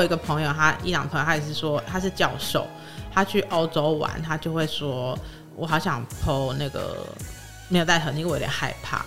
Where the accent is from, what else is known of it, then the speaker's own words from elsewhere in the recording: Taiwan; 我是台湾